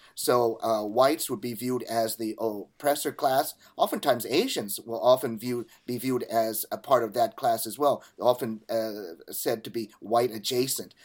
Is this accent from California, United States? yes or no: yes; California, United States; my home state of California